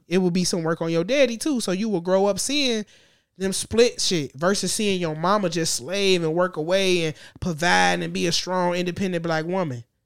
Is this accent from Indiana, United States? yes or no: yes; Gary, Indiana, United States; I'm from the region. I'm from Gary